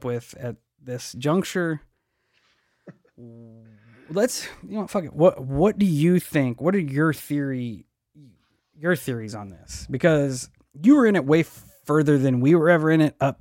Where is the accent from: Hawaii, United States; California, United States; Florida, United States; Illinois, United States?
Illinois, United States; we're from Illinois